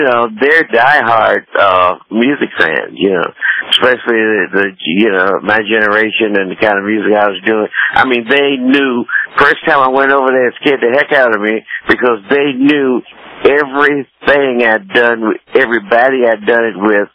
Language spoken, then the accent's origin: English; Wells, West Virginia, United States; I was born in West Virginia, at Wells, West Virginia, a little poor-ass coal mine. My daddy worked in a coal mine